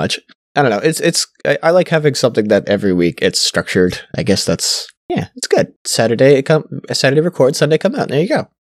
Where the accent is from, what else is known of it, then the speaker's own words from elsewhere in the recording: Canada; I'm Canadian